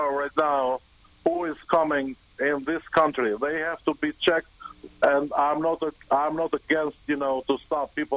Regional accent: Albania; English is a second language; moved away as an adult; now in United States; I originally am from Albania, and I've been in this country for 16 years.

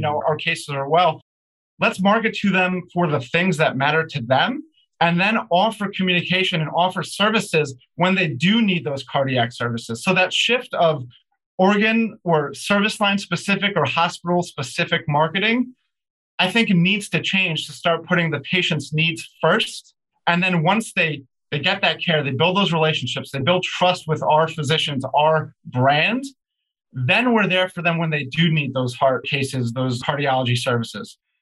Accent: New Jersey, United States; also born or lived in New York City / Aventura, Florida; So I was born in New York City and lived most of my life in New Jersey

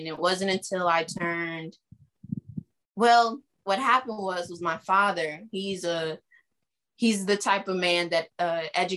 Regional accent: Springfield, Ohio, United States; I was born and raised in Springfield, Ohio

